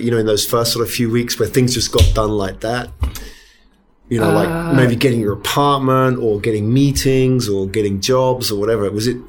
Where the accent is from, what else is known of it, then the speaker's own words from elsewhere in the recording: United Kingdom; when I first went to Silicon Valley, I thought it's because I'm British.